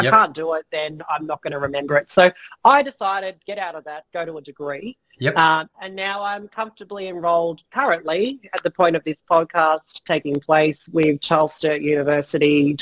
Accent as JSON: {"language": "English", "town": "Campbelltown", "region": "New South Wales", "country": "Australia", "tie": "born or raised there", "also_born_or_lived": "Melbourne", "lives_now": "Southern Highlands, Australia", "said": "I lived in Campbelltown, grew up in Campbelltown, my family were in Campbelltown"}